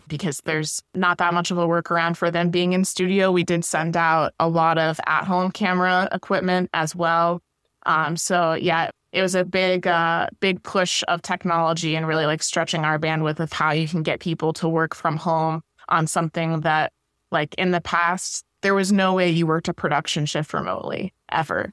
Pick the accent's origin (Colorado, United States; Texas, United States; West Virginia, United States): West Virginia, United States; moved away as an adult; now in Syracuse, United States; I'm from West Virginia